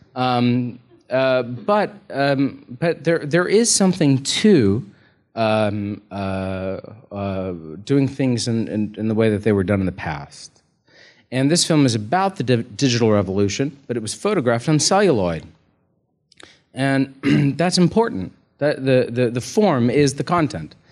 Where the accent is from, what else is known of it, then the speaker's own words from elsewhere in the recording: United States; as an American